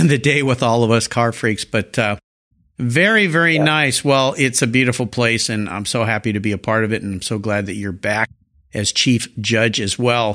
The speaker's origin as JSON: {"language": "English", "town": "San Diego", "region": "California", "country": "United States", "tie": "born or raised there", "said": "it's my hometown"}